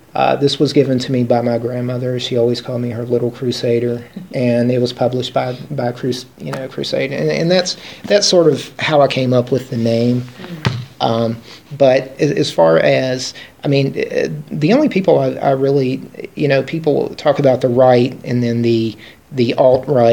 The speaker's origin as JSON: {"language": "English", "region": "Appalachia", "country": "United States", "said": "I'm an Appalachian American, and so that's how I identify"}